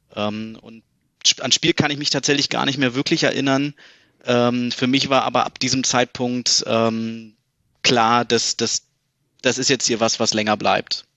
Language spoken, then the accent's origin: German; Berlin, Germany; moved away as an adult; now in Munich, Germany; bin gebürtige Berliner, ähm, Friedrichshain geboren, ähm, aber irgendwie schon ab meinem ersten Lebensjahr eigentlich dann äh, nach Berliner Klinik gezogen, also Südosten hm. Berlins